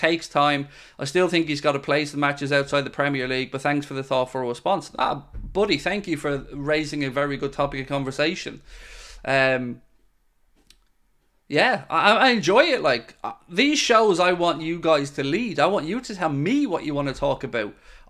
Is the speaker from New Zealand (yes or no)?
yes; New Zealand; I do, I'm from New Zealand.